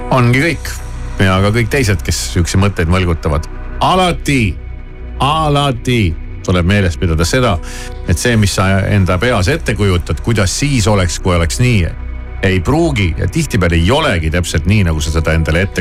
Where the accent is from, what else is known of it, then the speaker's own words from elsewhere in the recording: South Estonia, Estonia; now in Tallinn, Estonia; mind jäetakse Tallinnasse üksi, sest me oleme Lõuna-Eestist pärit